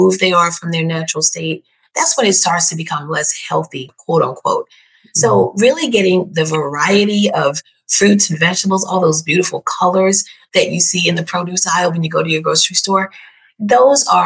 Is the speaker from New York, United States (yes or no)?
yes; New York, United States; I was born and raised in New York